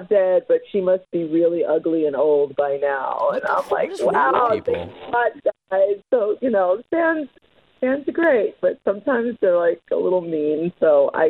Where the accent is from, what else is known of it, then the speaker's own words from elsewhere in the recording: New York City, New York, United States; moved away as an adult; also born or lived in Manhattan / Co-op City, the Bronx; now in Los Angeles, United States; I grew up in Brooklyn in Williamsburg.